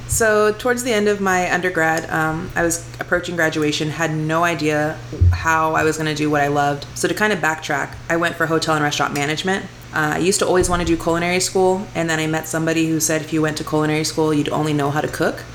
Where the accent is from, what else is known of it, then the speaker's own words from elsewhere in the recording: Houston, Texas, United States; accent: twang; moved away as an adult; now in Las Vegas, United States; I'm from Houston, Texas grew up in the same house all my life